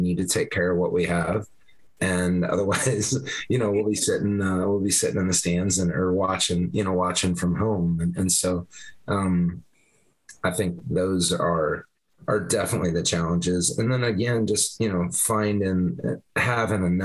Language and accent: English; Vinton, Iowa, United States; I grew up in the Vinton area